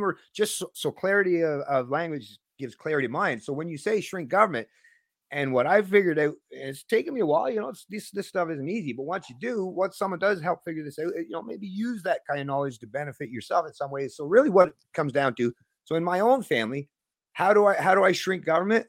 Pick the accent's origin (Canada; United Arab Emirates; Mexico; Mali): Canada; I'm still a Canadian libertarian